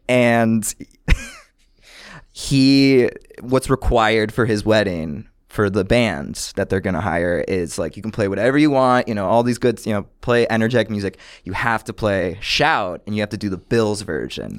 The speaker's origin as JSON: {"language": "English", "town": "Buffalo", "region": "New York", "country": "United States", "tie": "born or raised there", "lives_now": "New York, United States", "said": "I grew up in Buffalo, New York"}